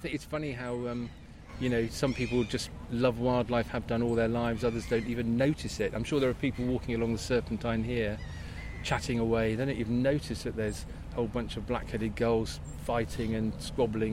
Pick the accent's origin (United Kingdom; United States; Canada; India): United Kingdom; Luton, East of England; now in Bristol, United Kingdom; I was brought up in Luton, which gave me the travel bug